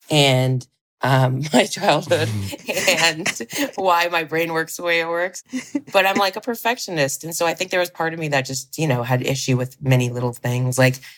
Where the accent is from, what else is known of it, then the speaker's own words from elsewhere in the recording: Ohio, United States; moved away; I'm from Ohio.